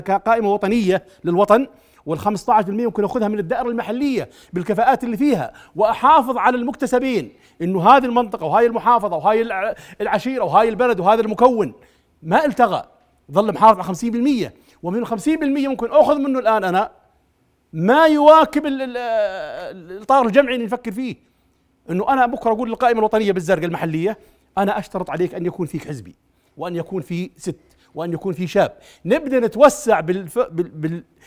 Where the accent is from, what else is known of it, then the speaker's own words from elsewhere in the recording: Birin, Zarqa Governorate, Jordan; انا عندي بقريتي بيرين